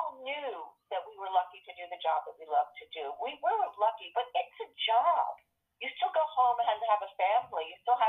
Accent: Teaneck, New Jersey, United States; I'm from Teaneck, New Jersey

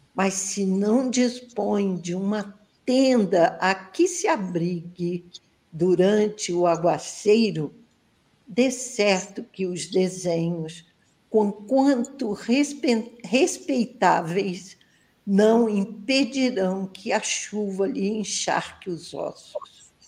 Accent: Barra Mansa, Rio de Janeiro, Brazil; Aqui curtindo esse friozinho gostoso da minha terrinha e eu quero mandar um abraço bem apertado para os ouvintes da Rádio Brasil Espírita de Barra Mansa, onde eu estou

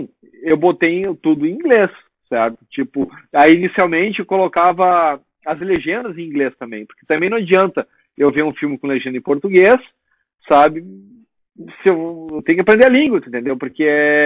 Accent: Rio Grande do Sul, Brazil; moved away as an adult; now in United States; nós, gaúchos

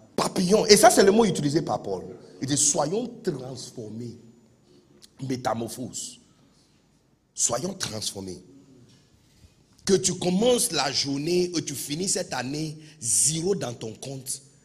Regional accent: Accra, Greater Accra, Ghana; French is a second language; now in Côte d'Ivoire; je suis né de bidonville d'Accra

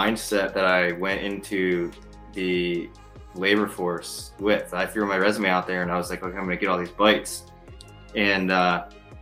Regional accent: Toledo, Ohio, United States; moved away as an adult; also born or lived in Huron, Ohio; I grew up in Toledo, joined the Army in 2003

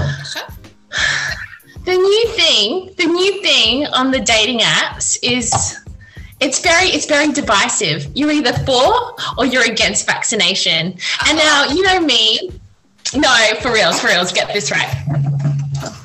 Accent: Australia; we, as in Australian citizens

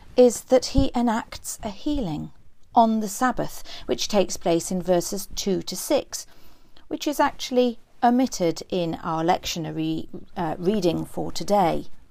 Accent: Newcastle upon Tyne, North East England, United Kingdom; now in Cumbria, United Kingdom; I grew up in a place called Gosforth, the sub-, suburb of a northern city, not the village in West Cumbria

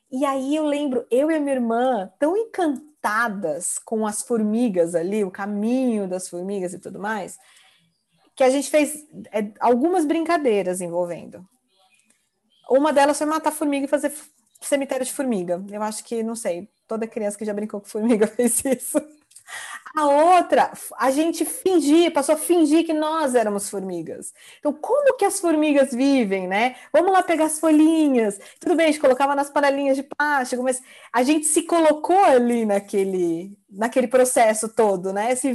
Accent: São Paulo, Brazil; Eu sou de São Paulo, tá um calor insuportável.

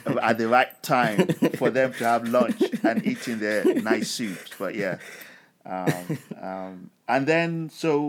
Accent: Lagos, Nigeria; moved away as an adult; also born or lived in Hammersmith, London; most of my memories as a child was growing up in Nigeria

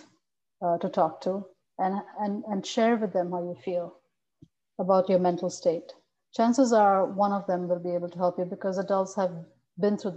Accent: India; moved away as an adult; now in United States; since I'm from India, your parents expect you to do better, go to higher education.

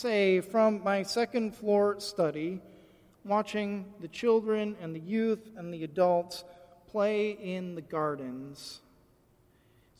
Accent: Michigan, United States; I grew up in Michigan

